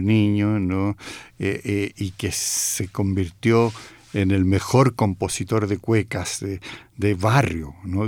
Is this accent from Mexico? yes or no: no; Santiago, Santiago Metropolitan Region, Chile; yo soy de Santiago, mi familia es de Santiago, entonces vengo de, un mundo muy urbano